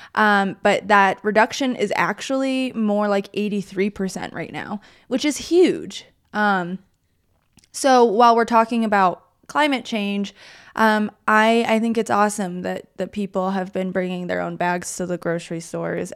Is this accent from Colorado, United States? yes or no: yes; Colorado, United States; I grew up in Colorado